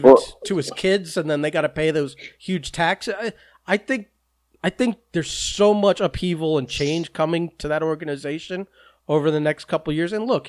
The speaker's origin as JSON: {"language": "English", "region": "New England", "country": "United States", "said": "There's some people that I'm from New England. I root for New England."}